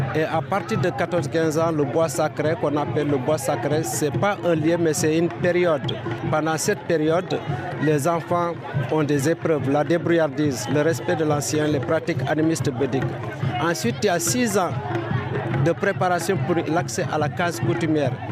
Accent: Ethiouar, Kédougou, Senegal; also born or lived in Indar; on arrive au village de Etuar, c'est mon village natal

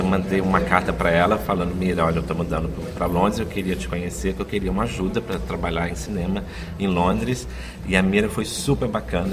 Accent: Caxambu, Minas Gerais, Brazil; moved away as an adult; also born or lived in Cruzília, Minas Gerais; Eu nasci em Cruzília, Minas Gerais, mas foi criado em Caxambu.

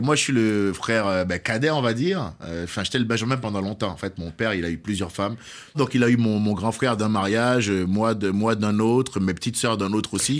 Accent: Cotonou, Littoral, Benin; moved away; je suis né au Bénin. À Cotonou.

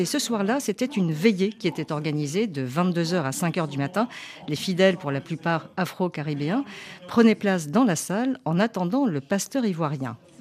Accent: Guadeloupe; je suis de la Guadeloupe

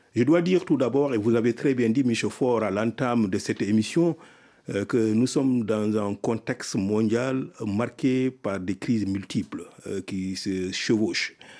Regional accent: Mauritania; moved away as an adult; also born or lived in Senegal; j'ai fait mon primaire, mon secondaire dans mon pays natal, la Mauritanie.

